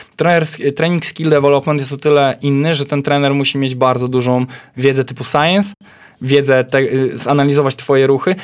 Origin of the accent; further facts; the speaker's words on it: Poland; Ja mówię, że z Polski